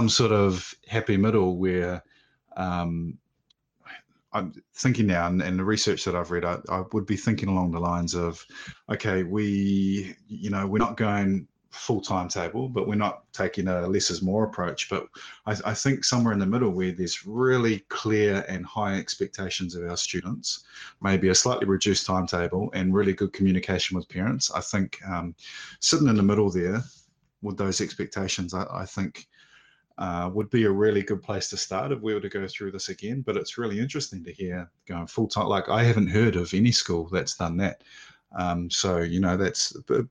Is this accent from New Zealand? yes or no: yes; Auckland, New Zealand; I grew up in Auckland